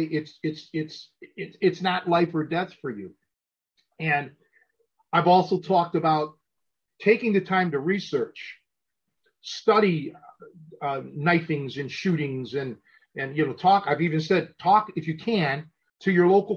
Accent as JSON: {"language": "English", "town": "Cleveland", "region": "Ohio", "country": "United States", "tie": "born or raised there", "also_born_or_lived": "McHenry, Illinois", "moved": "yes", "lives_now": "McHenry area, Illinois, United States", "said": "I was raised in a city, but not Chicago. I was raised in Cleveland"}